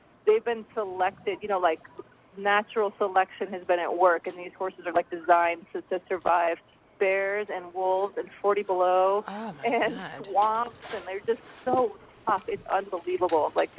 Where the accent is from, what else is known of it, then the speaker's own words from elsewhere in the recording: Midwest, United States; Yeah, I grew up in the Midwest.